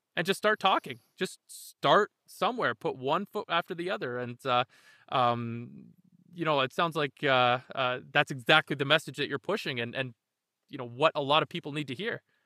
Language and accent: English; Canada; we're Canadian ourselves